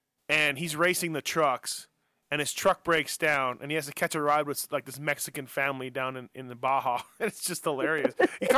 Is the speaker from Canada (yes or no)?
yes; Canada; now in Las Vegas, United States; obviously being Canadian